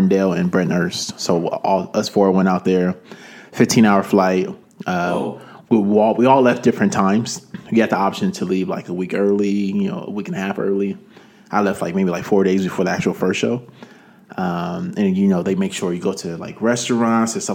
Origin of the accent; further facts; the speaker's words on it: Nigeria; I'm Nigerian myself